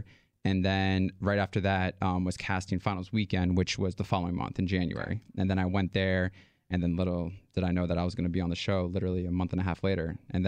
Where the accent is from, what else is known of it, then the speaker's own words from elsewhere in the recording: New York, United States; I'm from New York.